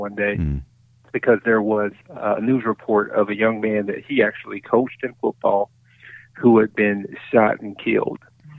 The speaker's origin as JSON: {"language": "English", "town": "Brunswick", "region": "Georgia", "country": "United States", "tie": "born or raised there", "moved": "as an adult", "lives_now": "Little Rock, United States", "said": "I'm from Brunswick. I have my family's still there. Mom still lives in the house I grew up in."}